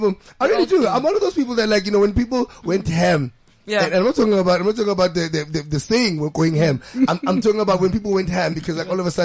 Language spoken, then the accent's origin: English; Johannesburg, Gauteng, South Africa; I'm from Middleland Zone 9